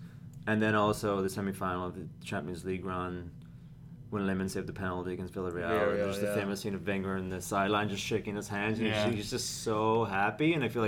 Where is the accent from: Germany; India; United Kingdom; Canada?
United Kingdom; Northern Ireland; Oh, sorry, I grew up in Northern Ireland.